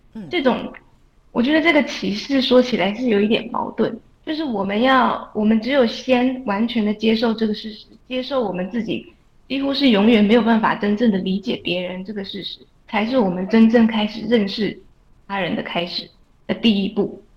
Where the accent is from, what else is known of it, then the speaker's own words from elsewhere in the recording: Taiwan; 我们台湾人